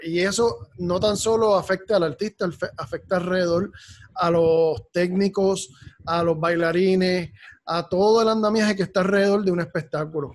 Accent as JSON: {"language": "Spanish", "country": "Puerto Rico", "said": "como somos los puertorriqueños"}